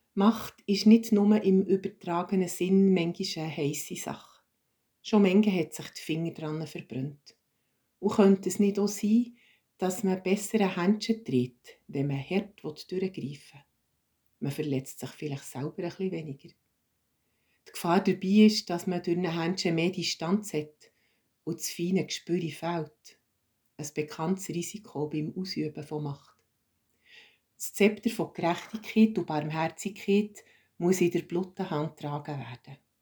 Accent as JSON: {"language": "German", "country": "Switzerland", "said": "als Schweizer"}